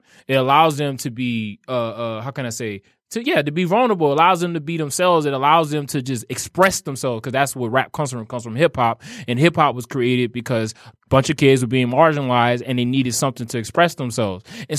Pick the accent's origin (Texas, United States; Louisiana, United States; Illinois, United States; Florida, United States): Louisiana, United States; New Orleans; I tell everybody not to dance because I'm from New Orleans.